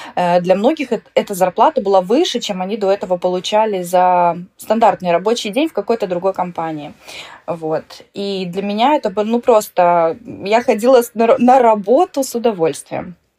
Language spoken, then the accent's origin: Russian; Moldova; moved away as an adult; also born or lived in Russia (born) / Vladimir Oblast, Russia (summers); now in Västra Götaland, Sweden; Я приехала из Молдовы.